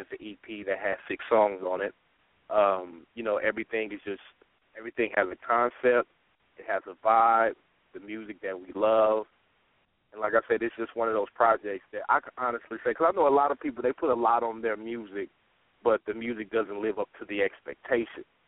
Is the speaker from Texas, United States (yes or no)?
yes; Dallas, Texas, United States; now in Sacramento, United States; I am originally from Dallas, Texas